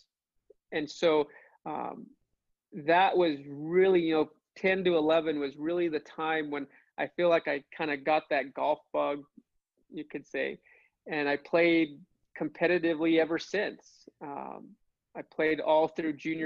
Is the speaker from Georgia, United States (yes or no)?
no; New Mexico, United States; my home state of New Mexico